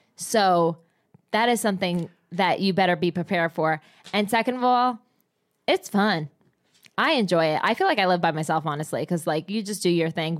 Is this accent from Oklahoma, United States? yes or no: no; New Jersey, United States; I come from Jersey